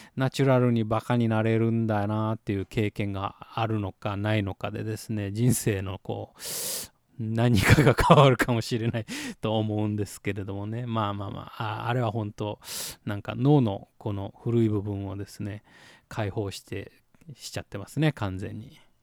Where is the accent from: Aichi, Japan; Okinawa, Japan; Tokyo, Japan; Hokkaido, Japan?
Okinawa, Japan; Motobu; 私の地元である本部町戸口